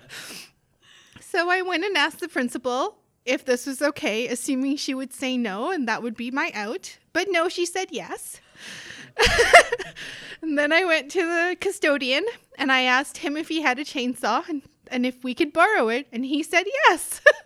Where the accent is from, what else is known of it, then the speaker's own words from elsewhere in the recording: South Africa; moved away as an adult; also born or lived in northern Manitoba; now in Canada; I grew up in South Africa